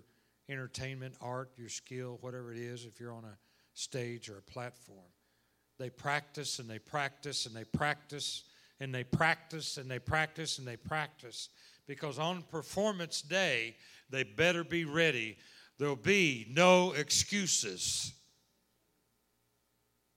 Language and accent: English; Oklahoma, United States; moved away as an adult; now in Texas, United States; I was born and raised in Oklahoma, and lived in Texas the last 26 years